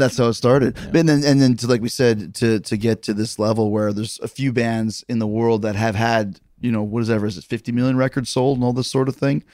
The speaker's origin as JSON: {"language": "English", "town": "Winnipeg", "region": "Manitoba", "country": "Canada", "tie": "born or raised there", "also_born_or_lived": "Calgary", "moved": "yes", "said": "I grew up in Winnipeg, but I trained for wrestling in Calgary."}